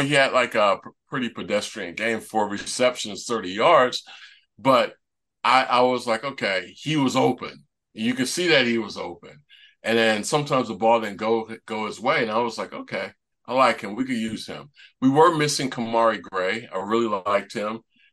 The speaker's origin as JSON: {"language": "English", "town": "Lithonia", "region": "Georgia", "country": "United States", "tie": "born or raised there", "said": "the area that I grew up in Lithonia, Georgia"}